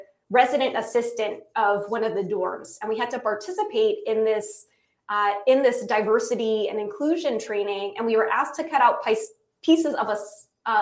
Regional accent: United States; I'm American

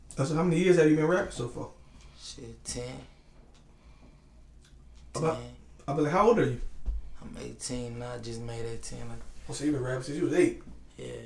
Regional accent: Baton Rouge, Louisiana, United States; I'm from Baton Rouge, Louisiana, East Baton Rouge, Louisiana.

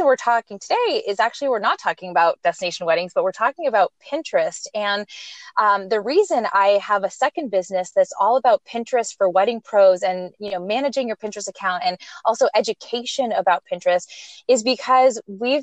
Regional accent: Montreal, Quebec, Canada; moved away; also born or lived in California; I'm originally from Montreal, Canada, but I lived and moved in to California for, lived there

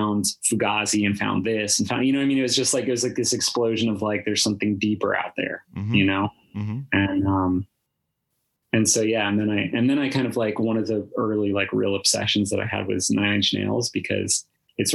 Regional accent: Rhode Island, United States; I was born in Rhode Island.

